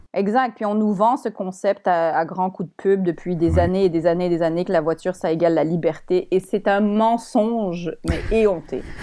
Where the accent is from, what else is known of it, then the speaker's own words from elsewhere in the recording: Montreal, Quebec, Canada; also born or lived in Paris, France; je suis québécoise